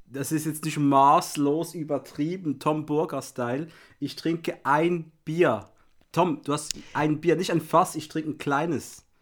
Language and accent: German; Switzerland; ich bin Schweizer